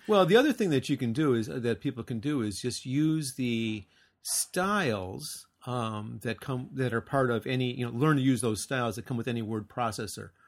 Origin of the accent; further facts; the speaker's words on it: United States; moved away; also born or lived in Japan; I'm an American